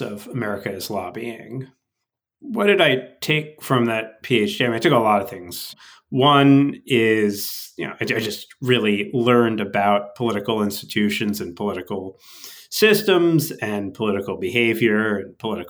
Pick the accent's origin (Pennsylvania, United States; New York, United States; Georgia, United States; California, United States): New York, United States; northern Westchester, outside New York City, United States; I grew up outside of New York City, up in northern Westchester